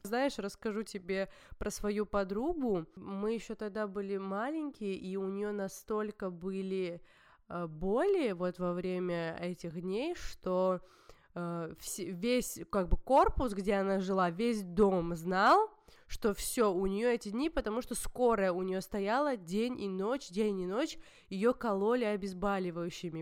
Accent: Georgia; я всегда видела горы, ну, горную местность, потому что я из Грузии, и это типичная, типичный грузинский ландшафт даже.

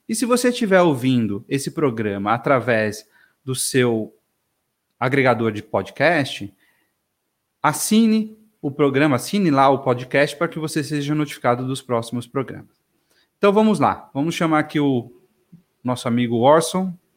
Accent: São Paulo, Brazil; cresci aqui em São Paulo, capital

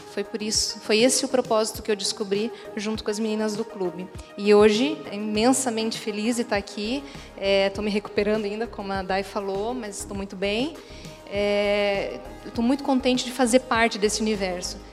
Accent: Joinville, Santa Catarina, Brazil; now in Balneário Camboriú, Brazil; não sou daqui, sou de Joinville, mas moro aqui há algum tempo

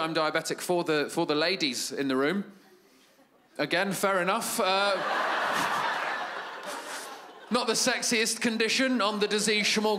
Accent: United Kingdom; I'm from Great Britain

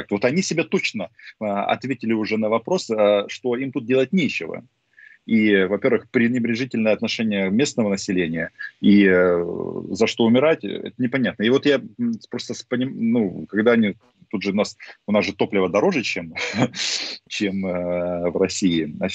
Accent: Ukraine; first language Russian; я по-русски да. вообще говорю идеально. Почему? Потому что это мой родной язык. Но дело в том, что вот таких людей, как я, с политической самоидентификацией украинской очень много.

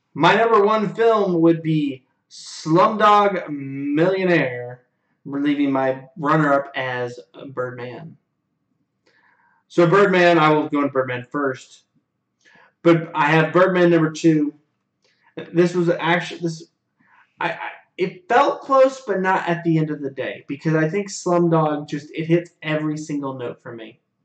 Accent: United States; as an American people

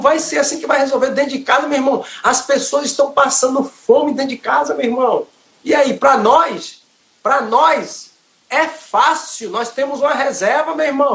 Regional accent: Aporá, Bahia, Brazil; sou da Bahia, Aporá, Bahia

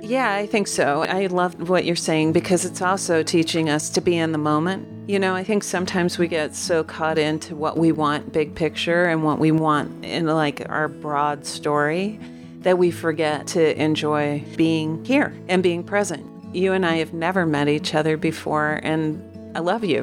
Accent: Omaha, Nebraska, United States; I was raised in Omaha, Nebraska.

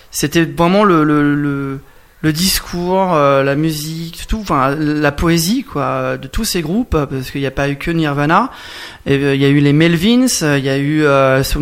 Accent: Hauts-de-France, France; ouais, je suis quelqu'un du Nord.

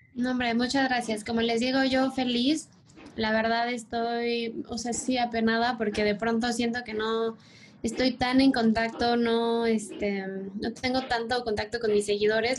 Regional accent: Mexico City, Mexico; yo soy de Ciudad de México

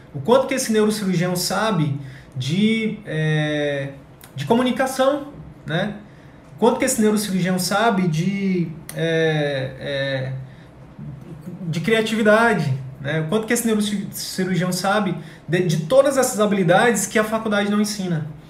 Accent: Picos, Piauí, Brazil; moved away; eu estava em Picos agora no Piauí, na minha cidade natal, de férias

